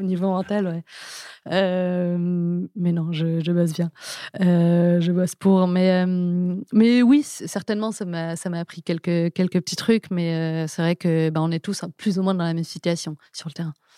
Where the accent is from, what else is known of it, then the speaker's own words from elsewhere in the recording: Paris, Île-de-France, France; also born or lived in England; J'ai toujours vécu à Paris, j'ai grandi à Paris, je suis née à Paris